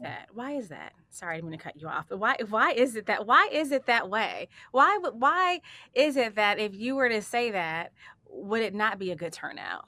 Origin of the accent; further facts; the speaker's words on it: Chicago, Illinois, United States; moved away; I'm from Chicago originally, and, um, so I'm from the inner city